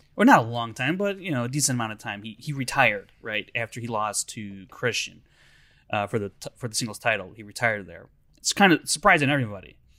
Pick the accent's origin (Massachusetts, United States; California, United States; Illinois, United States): Illinois, United States; Chicago; I'm from Chicago